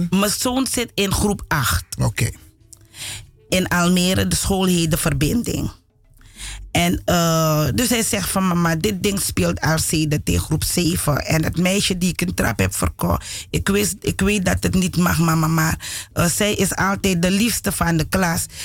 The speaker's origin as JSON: {"language": "Dutch", "country": "Suriname", "tie": "born or raised there", "lives_now": "Netherlands", "said": "Omdat ik het als kind ook heb meegemaakt in Suriname."}